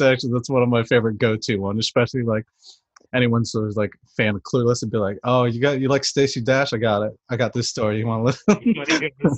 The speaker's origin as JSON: {"language": "English", "region": "East Coast", "country": "United States", "also_born_or_lived": "San Francisco", "moved": "as an adult", "said": "I'm originally from the East Coast."}